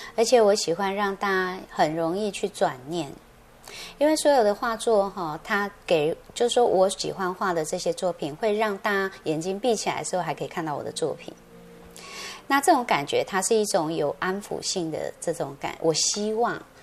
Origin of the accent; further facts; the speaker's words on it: Taiwan; 我们台湾人很可爱